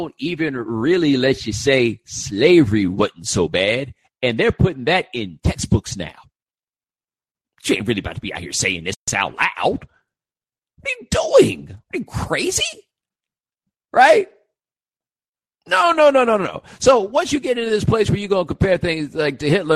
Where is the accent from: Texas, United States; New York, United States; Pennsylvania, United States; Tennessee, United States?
Texas, United States; Houston; also born or lived in Atlanta, Georgia / California / North Carolina; now in Miami, United States; I was born in Atlanta. I grew up in Houston. I did a couple years in California. I lived for 10 years in North Carolina, and then I moved to Miami.